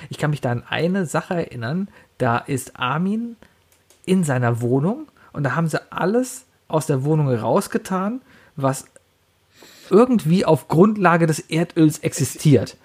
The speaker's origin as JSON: {"language": "German", "country": "Germany", "said": "ich bin Deutscher"}